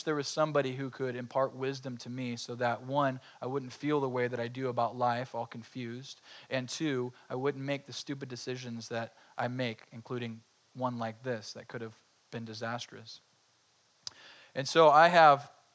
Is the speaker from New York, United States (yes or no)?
no; Colusa County, California, United States; I grew up in Colusa County